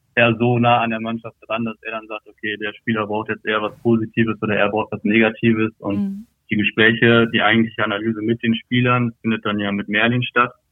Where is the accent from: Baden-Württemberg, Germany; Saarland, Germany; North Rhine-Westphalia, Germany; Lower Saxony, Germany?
North Rhine-Westphalia, Germany; Lotte; also born or lived in Berlin; bin ich in Lotte aufgewachsen und hatte immer einen sehr, sehr engen Bezug zu Osnabrück hier